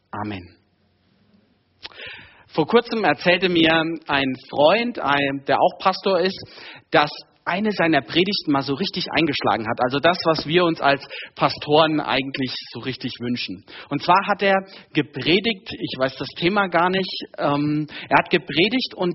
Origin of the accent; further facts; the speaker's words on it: Hesse, Germany; now in Munich, Germany; Wir kommen eigentlich beide aus Hessen.